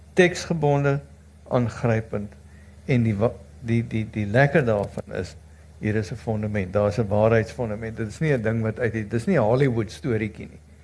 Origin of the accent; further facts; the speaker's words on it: South Africa; ons as Suid-Afrikaners